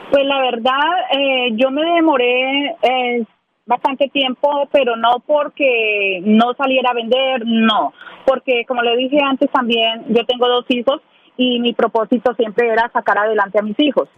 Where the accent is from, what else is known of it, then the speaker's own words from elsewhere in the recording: Ibagué, Tolima, Colombia; moved away as an adult; now in Nashville, United States; Soy de Ibagué, del departamento del Tolima. De Ibagué.